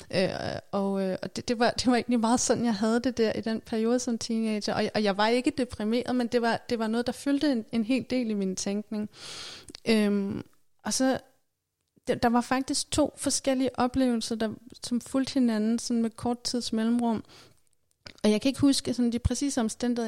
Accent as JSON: {"language": "Danish", "town": "Værløse", "region": "Capital Region of Denmark", "country": "Denmark", "tie": "born or raised there", "said": "i Værløse, hvor jeg voksede op"}